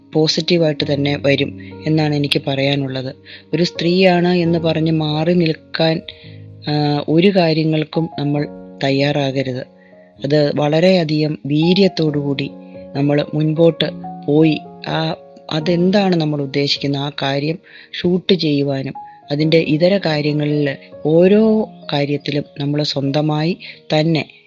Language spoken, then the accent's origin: Malayalam; Pala, Kerala, India; now in Ernakulam, India; ഞാൻ പാലാ സ്വദേശിനിയാണ് എറണാകുളത്ത് താമസിക്കുന്നു